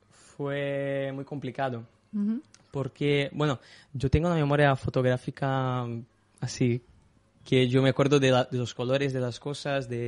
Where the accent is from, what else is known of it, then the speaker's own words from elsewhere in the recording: Brazil; mi amor por fútbol, de, jugar a fútbol y, de, y de hacer cosas de, este, esta rama de, fútbol. Como cualquier brasileño.